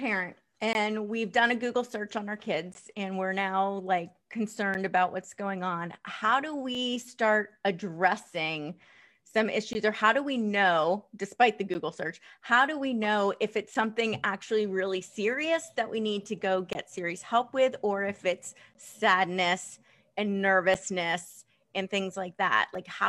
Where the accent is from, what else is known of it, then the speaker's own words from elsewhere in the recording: East Coast, United States; Cause I came from the East Coast. Nobody had a therapist, at least that you talked of.